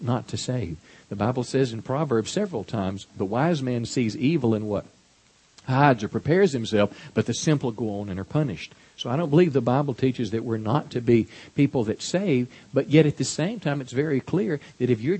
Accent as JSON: {"language": "English", "country": "United States", "said": "we as American people"}